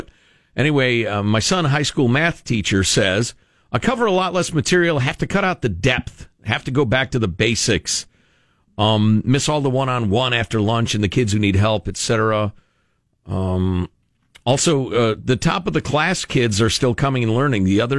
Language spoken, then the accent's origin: English; Chicago, Illinois, United States; first language Italian; also born or lived in Italy; a bit of a drawl, which is funny as a guy who grew up in Chicagoland. But then I thought about it. I was born in Italy, and for the first 2.5 years of my life, I spoke...